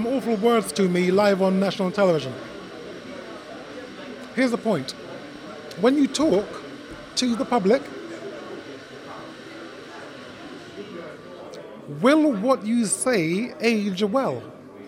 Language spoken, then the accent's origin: English; Jamaica; first language Jamaican Patois; English is a second language; also born or lived in Great Britain; now in United Kingdom; English is my second language. My first language is Patois